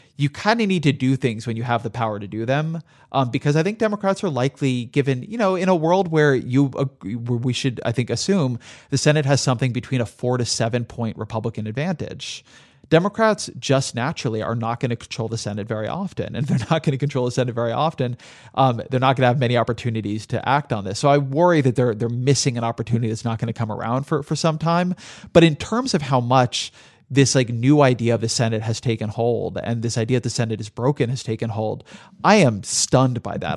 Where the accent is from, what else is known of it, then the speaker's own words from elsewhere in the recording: Southern California, United States; I grew up in Southern California